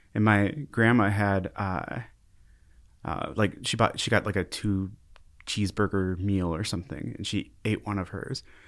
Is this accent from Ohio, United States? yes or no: no; Brooklyn Park, Minnesota, United States; moved away as an adult; now in Fargo, United States; I grew up in Brooklyn Park, Brooklyn Center area, uh, and that's a suburb of Minneapolis.